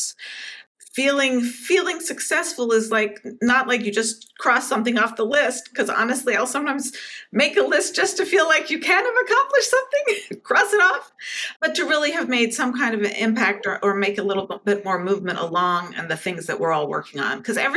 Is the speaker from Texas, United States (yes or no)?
no; Connecticut, United States; moved away as an adult; also born or lived in New York City; I was born and grew up in Connecticut and spent, you know, basically all those formative